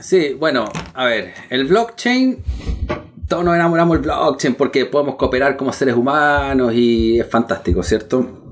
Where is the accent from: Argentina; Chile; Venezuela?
Chile; soy chileno